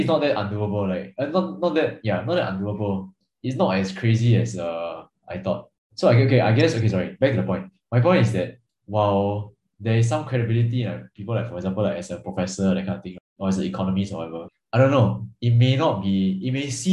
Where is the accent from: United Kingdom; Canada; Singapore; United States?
Singapore; as a Singaporean